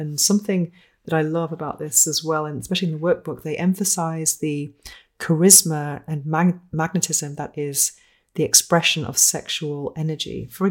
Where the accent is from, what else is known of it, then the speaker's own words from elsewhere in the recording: United Kingdom; No handshake, no kissing, because I think I'm British. I don't do that.